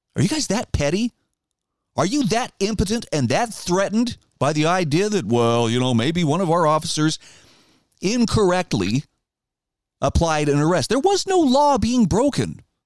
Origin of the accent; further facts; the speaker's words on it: Idaho, United States; my home state of Idaho